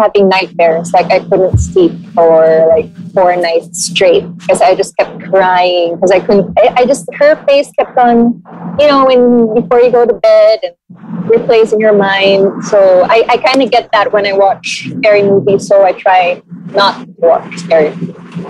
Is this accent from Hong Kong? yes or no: yes; Hong Kong; moved away; I grew up in Hong Kong, so medyo Chinese.